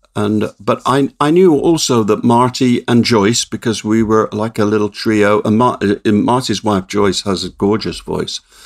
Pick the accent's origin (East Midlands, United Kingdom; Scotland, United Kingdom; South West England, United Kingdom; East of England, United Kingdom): South West England, United Kingdom; Swindon; my hometown of Swindon